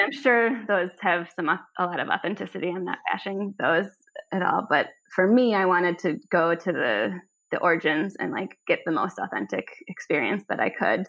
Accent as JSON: {"language": "English", "town": "Minneapolis", "region": "Minnesota", "country": "United States", "moved": "yes", "lives_now": "Copenhagen, Denmark", "said": "I said, Minneapolis."}